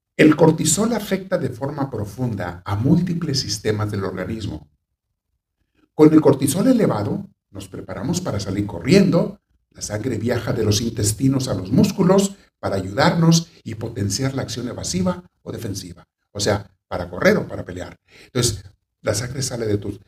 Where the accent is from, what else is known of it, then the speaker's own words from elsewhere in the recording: Mexico; Hay una ciudad de México donde yo estuve en el seminario. Cuando recién me fui de chiquillo, pues, tenía 14 años